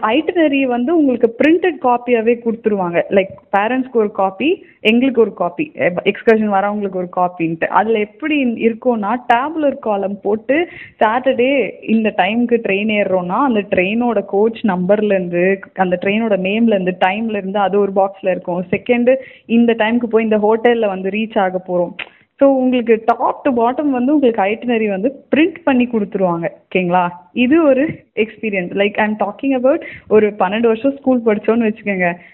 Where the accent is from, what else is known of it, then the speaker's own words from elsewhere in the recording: Chennai, Tamil Nadu, India; நான் பிறந்து வளர்ந்தது எல்லாமே சென்னை தான்